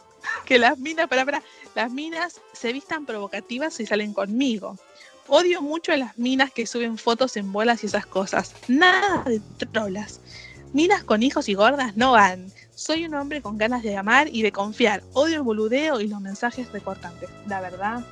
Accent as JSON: {"language": "Spanish", "town": "Moreno", "region": "Buenos Aires Province", "country": "Argentina", "said": "ser de moreno"}